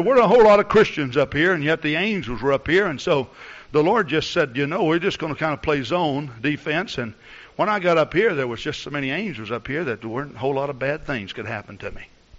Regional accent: Texas, United States; You know, I came from Texas up here, and I like to use my imagination a lot, you know.

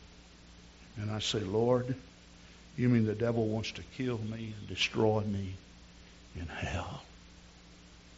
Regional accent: near Hot Springs, Arkansas, United States; Hot Springs, Arkansas, which is near my hometown

